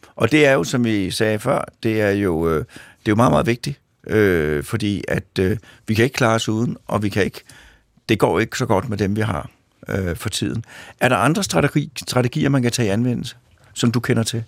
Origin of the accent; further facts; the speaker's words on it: Sorgenfri, Capital Region of Denmark, Denmark; i Sovnfri, hvor jeg kommer fra